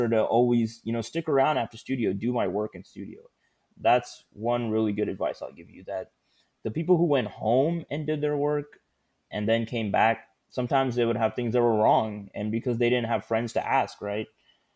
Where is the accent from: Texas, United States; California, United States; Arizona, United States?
Texas, United States; Houston; also born or lived in Austin; I'm originally from Houston